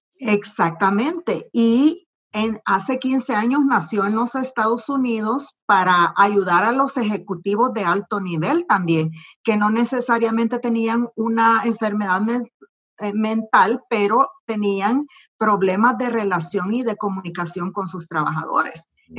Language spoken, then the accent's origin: Spanish; El Salvador; moved away as an adult; now in United States; geográficamente, nací en El Salvador